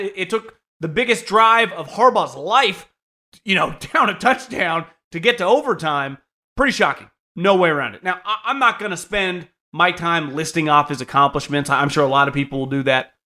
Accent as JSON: {"language": "English", "region": "Northern California", "country": "United States", "tie": "born or raised there", "also_born_or_lived": "Philadelphia", "moved": "yes", "said": "I grew up in Northern California"}